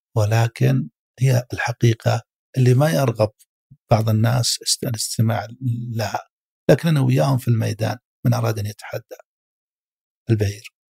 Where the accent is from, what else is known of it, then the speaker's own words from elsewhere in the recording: Saudi Arabia; عندنا في السعودية